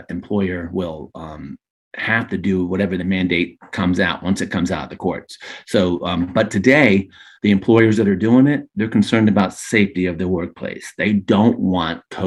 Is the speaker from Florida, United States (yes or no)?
yes; Daytona Beach, Florida, United States; also born or lived in Orlando; I'm a true Floridian, born and raised in Daytona Beach